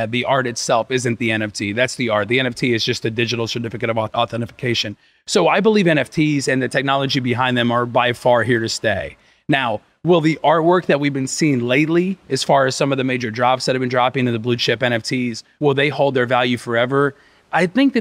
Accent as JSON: {"language": "English", "town": "Evansville", "region": "Indiana", "country": "United States", "tie": "born or raised there", "moved": "yes", "lives_now": "Miami, United States", "said": "I was raised in Indiana, Southern Indiana, in Evansville"}